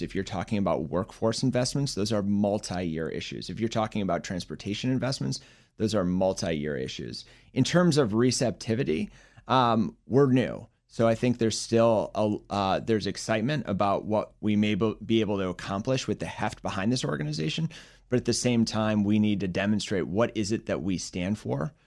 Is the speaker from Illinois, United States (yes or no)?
yes; Chicago, Illinois, United States; also born or lived in Philadelphia / Boston / Bay Area, California; now in Washington, D.C., United States; born and raised in Chicago